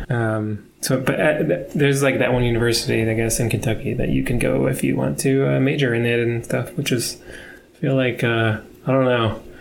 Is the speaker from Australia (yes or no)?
no; United Kingdom; We're all British, yeah.